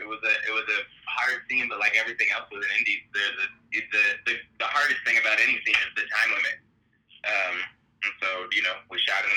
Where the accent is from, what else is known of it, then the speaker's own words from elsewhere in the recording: Bay Area, California, United States; we're from the Bay Area